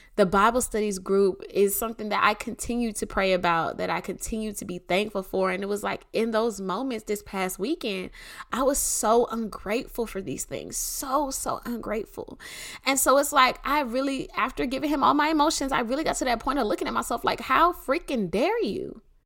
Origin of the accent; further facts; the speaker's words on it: Clayton County, Georgia, United States; I'm from Clayton County